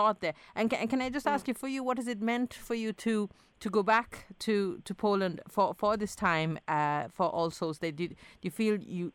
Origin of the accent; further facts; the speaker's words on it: Italy; also born or lived in Sri Lanka / Bahrain; now in Ireland; growing up in Italy, living in Sri Lanka, living in Bahrain, now in Ireland